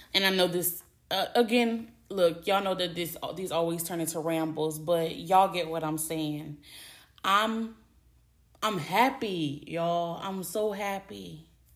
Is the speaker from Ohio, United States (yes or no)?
no; Louisiana, United States; I'm from Louisiana. Born and raised, lived in Louisiana my whole life